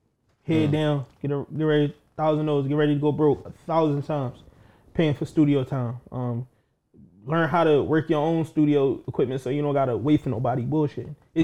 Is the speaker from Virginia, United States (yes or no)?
no; Philadelphia, Pennsylvania, United States; A lot of people don't know I'm from Philly. Like, a lot of people think I'm from L.A. or some shit.